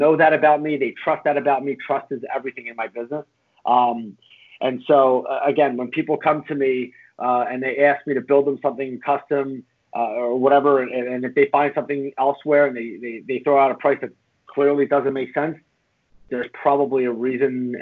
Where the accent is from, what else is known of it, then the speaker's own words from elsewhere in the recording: Philadelphia, Pennsylvania, United States; I'm from Northeast Philly